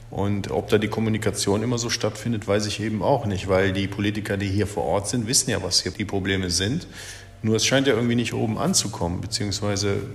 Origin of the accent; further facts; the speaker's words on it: Cologne, North Rhine-Westphalia, Germany; Aber ich komme aus Köln ich komme auch nicht von hier, ne?